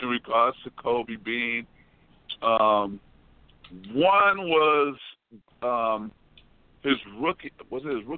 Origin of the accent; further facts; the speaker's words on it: Haiti; we're both from Haiti